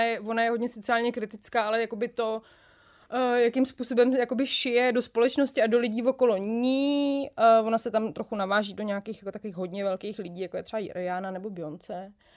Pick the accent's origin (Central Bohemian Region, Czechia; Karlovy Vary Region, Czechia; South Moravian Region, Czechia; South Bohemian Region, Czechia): Central Bohemian Region, Czechia; Jílové u Prahy; já jsem z Jílovýho